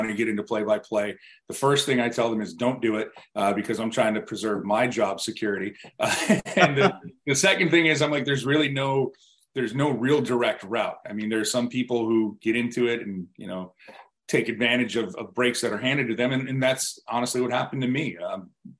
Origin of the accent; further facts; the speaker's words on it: Buffalo, New York, United States; moved away as an adult; also born or lived in Richmond, Virginia / Raleigh, North Carolina; my hometown in Buffalo